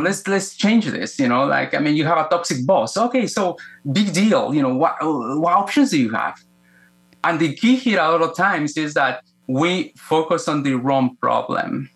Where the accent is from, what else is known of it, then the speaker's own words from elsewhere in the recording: Guatemala; moved away; I was born in Guatemala, Central America, uh, in a time in which was very violent for that part of the world, uh, political violence. I grew up in the middle of the Cold War